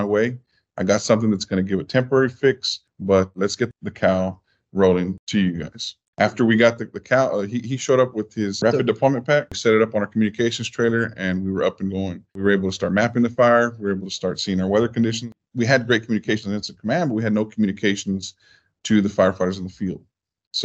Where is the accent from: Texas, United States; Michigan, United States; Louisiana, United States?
Texas, United States; Falfurrias; also born or lived in McAllen, Texas; originally from McAllen, but I was raised in Falfurrias. I was moved there as a kid with my dad